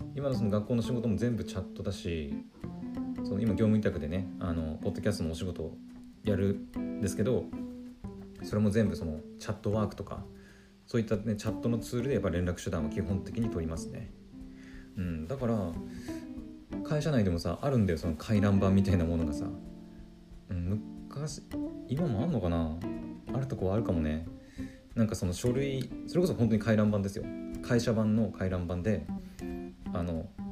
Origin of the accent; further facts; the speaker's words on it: Aomori, Japan; 自分がねあの青森県出身なんですよ